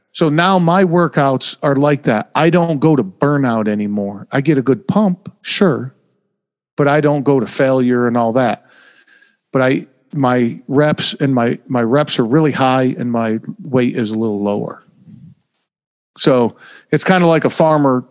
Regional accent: Oneida, New York, United States; moved away as an adult; now in New Jersey, United States; I was born in upstate New York

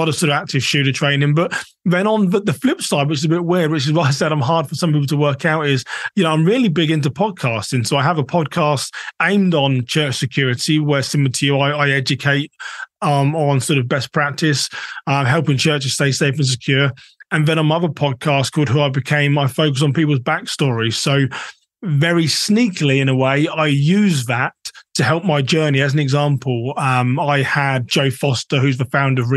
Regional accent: England, United Kingdom; moved away as an adult; also born or lived in Minnesota, United States; now in United States; I'm technically a British American, been in the US for 12 years

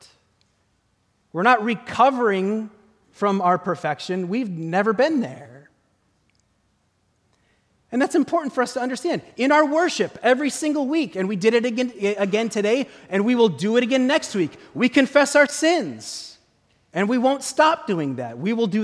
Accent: Midwest, United States; I grew up in the Midwest

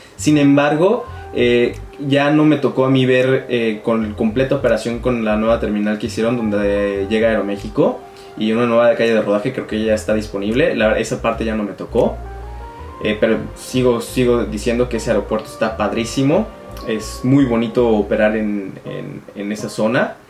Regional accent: Mexico; now in China; nos ha beneficiado como mexicanos

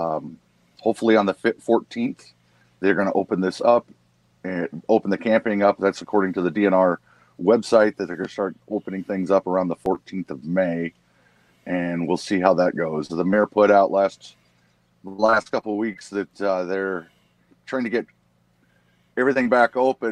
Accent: Cedar Rapids, Iowa, United States; I'm originally from Cedar Rapids, Iowa, which is about 15 minutes from where we're at now

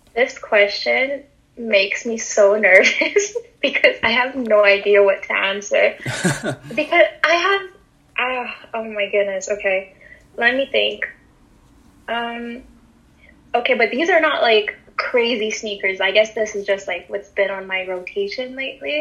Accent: Montreal, Quebec, Canada; I'm from Montreal in Canada, born and raised.

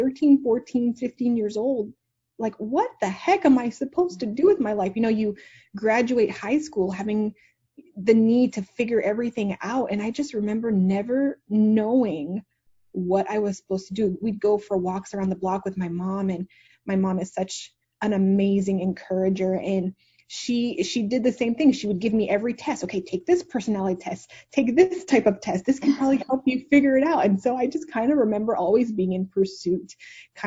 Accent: Montreal, Quebec, Canada; now in Dallas, United States; I'm actually originally from Montreal, Canada. So I'm not an American

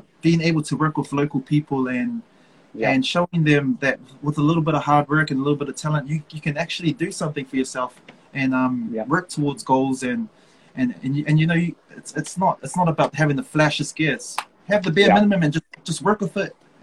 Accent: Auckland, New Zealand; I was born and bred in Manurewa

